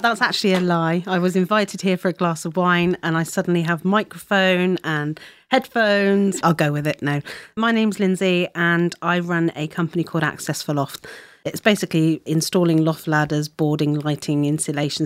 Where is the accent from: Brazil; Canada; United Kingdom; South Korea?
United Kingdom; Plymouth, South West England; moved away as an adult; also born or lived in London; now in Devon, United Kingdom; I was from Plymouth originally, so we decided to move back down to Devon.